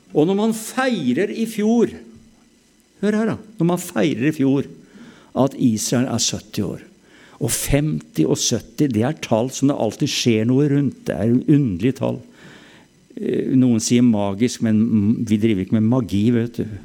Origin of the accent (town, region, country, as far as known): Norway